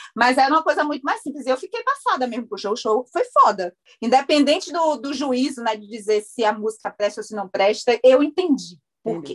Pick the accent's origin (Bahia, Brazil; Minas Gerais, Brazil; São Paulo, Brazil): Bahia, Brazil; eu sou da Bahia